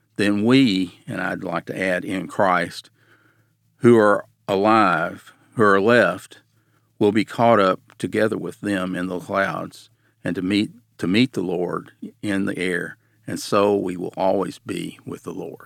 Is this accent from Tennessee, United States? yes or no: yes; Nashville, Tennessee, United States; I grew up in Nashville